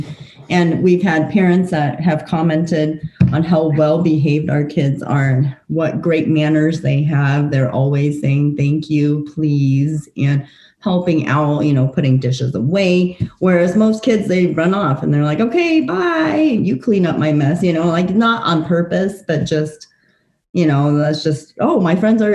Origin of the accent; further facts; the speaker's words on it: Fort Collins, Colorado, United States; also born or lived in Taiwan / Nebraska; I was born in Taiwan. I lived there for the first 7 years of my life, and then moved to the U.S., actually to Fort Collins, when I was 7 years old. And I've been here since